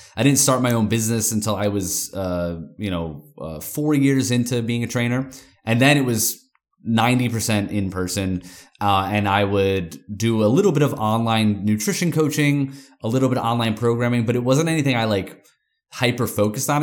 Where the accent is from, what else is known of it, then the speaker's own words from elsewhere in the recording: New York, United States; I'm from New York